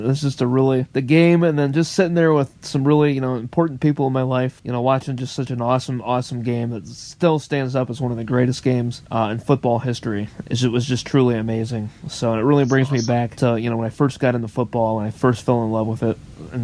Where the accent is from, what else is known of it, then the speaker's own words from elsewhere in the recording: Michigan, United States; growing up in Michigan